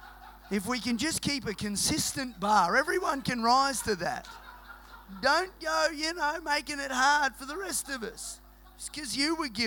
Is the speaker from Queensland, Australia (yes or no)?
yes; Queensland, Australia; moved away; we're from Queensland originally